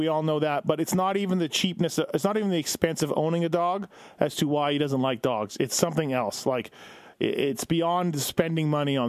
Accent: Canada; I'm Canadian.

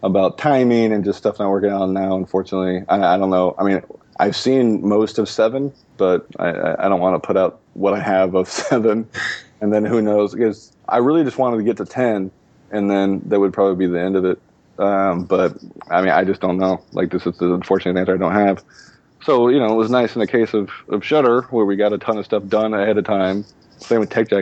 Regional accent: Los Angeles, California, United States; I grew up in Los Angeles

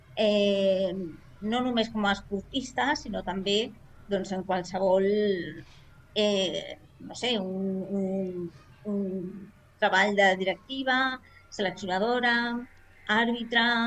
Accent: Barberà del Vallès, Catalonia, Spain; soc d'aquí de Barberà, de tota la vida

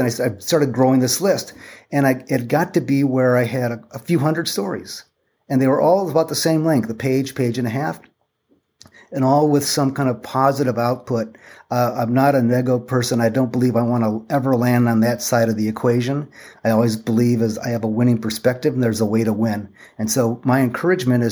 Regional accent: Toledo, Ohio, United States; moved away as an adult; now in California, United States; I grew up in Toledo

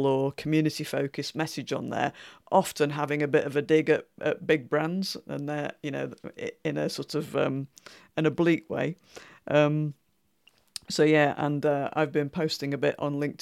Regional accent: Yorkshire and the Humber, United Kingdom; where I was born in West Yorkshire

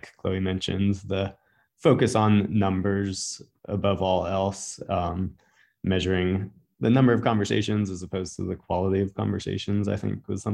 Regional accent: North Carolina mountains, United States; now in Vermont, United States; where I grew up in the North Carolina mountains

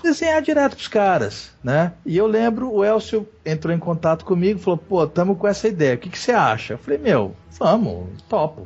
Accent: Mato Grosso do Sul, Brazil; also born or lived in Rio de Janeiro; now in São Paulo, Brazil; sou de Mato Grosso do Sul

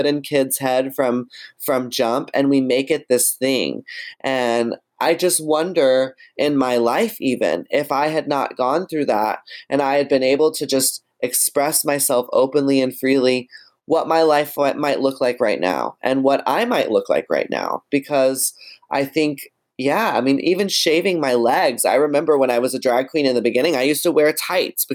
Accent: Texas, United States; in Texas, where I'm from

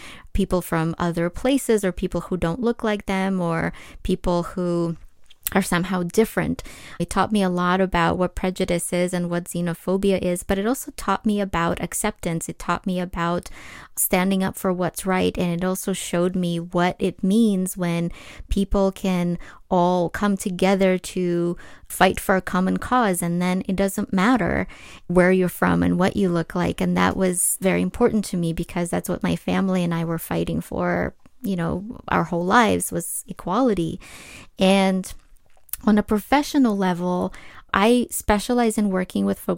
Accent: Ukraine; English is a second language; now in United States; I was born and raised in Ukraine

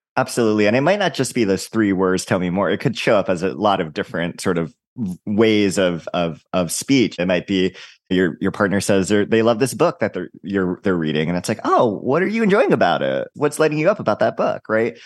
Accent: Hawaii, United States; I'm from Hawaii

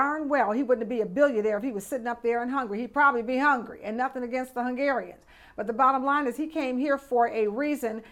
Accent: Detroit, Michigan, United States; moved away; also born or lived in Chicago; I'm from Detroit

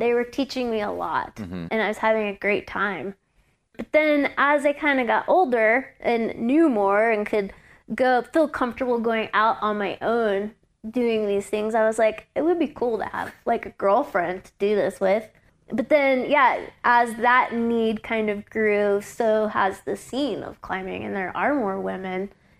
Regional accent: Louisiana, United States; Growing up in Louisiana climbing, it was just me and like my boyfriend and a guy.

